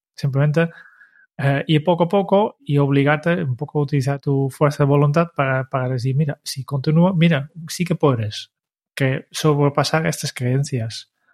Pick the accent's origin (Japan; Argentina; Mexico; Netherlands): Netherlands; now in Spain; como holandés